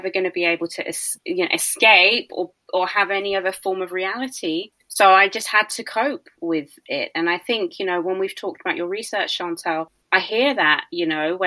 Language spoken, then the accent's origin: English; United Kingdom; being British